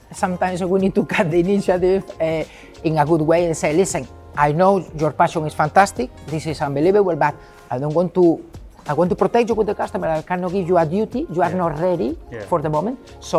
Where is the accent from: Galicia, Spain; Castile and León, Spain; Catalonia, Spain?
Galicia, Spain; English is a second language; moved away as an adult; now in London, United Kingdom; I was a guy from Galicia, from the northwest of Spain.